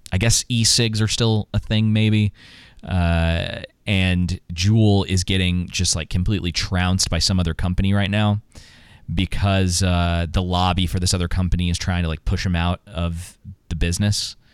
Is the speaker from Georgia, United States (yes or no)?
yes; Atlanta, Georgia, United States; I grew up in Atlanta.